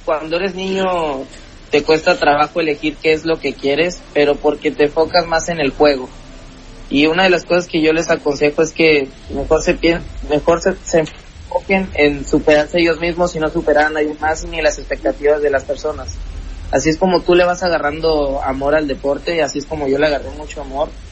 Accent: Coatzacoalcos, Veracruz, Mexico; nosotros vivíamos en Coatzacoalcos

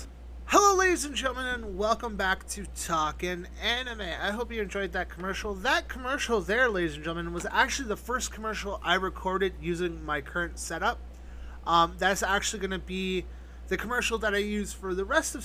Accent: Canada; I'm Canadian

